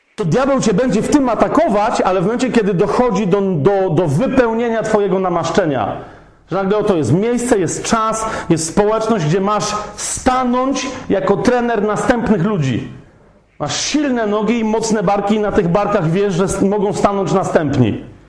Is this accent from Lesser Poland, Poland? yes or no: yes; Kraków, Lesser Poland, Poland; ja jestem z Krakowa.